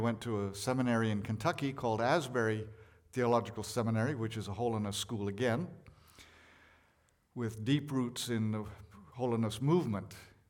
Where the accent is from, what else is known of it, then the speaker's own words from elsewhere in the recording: India; born there; Because I was born in India. So I had a background in India. I could show that I was born there